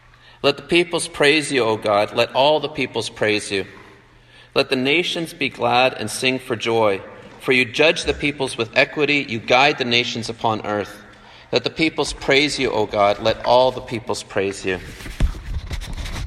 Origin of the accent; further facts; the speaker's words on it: Canada; moved away as an adult; also born or lived in Vancouver, Washington; now in Taiwan; I'm from Canada originally, and I grew up to German parents